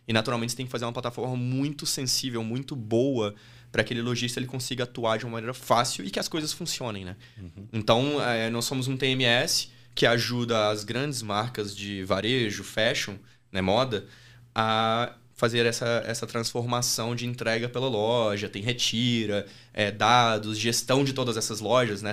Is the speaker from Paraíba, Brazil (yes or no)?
no; Diamantina, Minas Gerais, Brazil; accent: mineiro; moved away as an adult; also born or lived in Australia / Nebraska; Eu saí de Diamantina, que é a minha cidade, com 18 anos